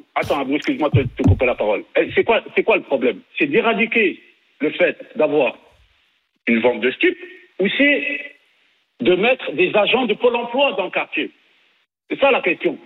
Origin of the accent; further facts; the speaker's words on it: Nîmes, Occitania, France; je suis né, je suis né à Nîmes